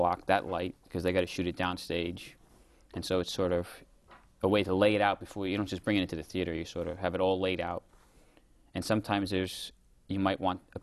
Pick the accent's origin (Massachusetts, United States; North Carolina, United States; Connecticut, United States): Connecticut, United States; Hartford; I grew up in Hartford, Connecticut